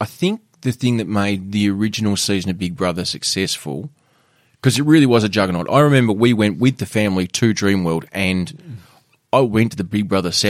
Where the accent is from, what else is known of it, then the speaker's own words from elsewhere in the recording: Penguin, Tasmania, Australia; Yeah, not quite the struggle that we had growing up in Penguin.